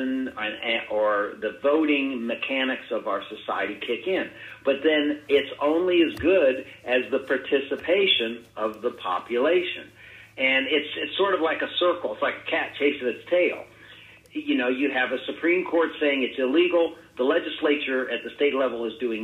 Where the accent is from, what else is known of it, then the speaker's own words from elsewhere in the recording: Ohio, United States; that's my home state, our home state.